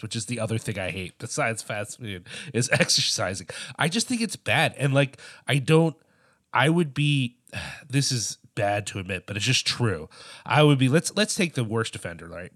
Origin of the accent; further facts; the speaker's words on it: United States; as an American